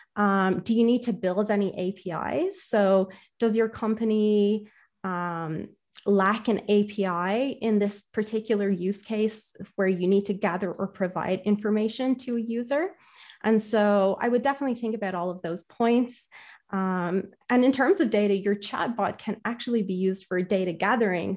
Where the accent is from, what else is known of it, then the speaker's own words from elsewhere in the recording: Ireland; I'm from Ireland